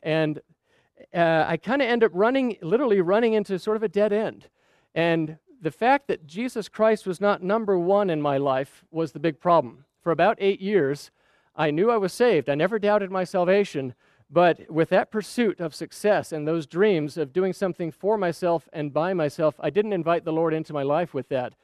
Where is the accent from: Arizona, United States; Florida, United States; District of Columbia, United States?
Arizona, United States; Scottsdale; also born or lived in Saudi Arabia; We were growing up in Scottsdale, Arizona.